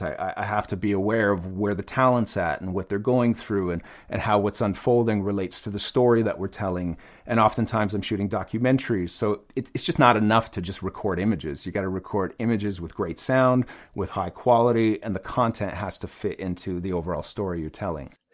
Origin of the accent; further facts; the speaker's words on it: Ottawa, Ontario, Canada; I grew up in Ottawa, Canada